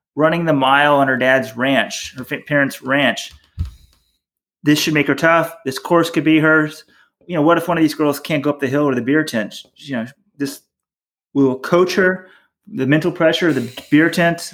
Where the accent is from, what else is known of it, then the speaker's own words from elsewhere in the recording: Dallas, Texas, United States; You and I grew up in Dallas.